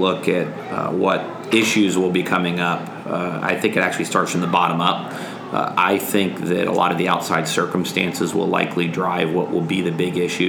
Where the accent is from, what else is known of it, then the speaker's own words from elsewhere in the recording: Pennsylvania, United States; You know, Dan's a Democrat from Allegheny County, and I'm a Republican from Lancaster County.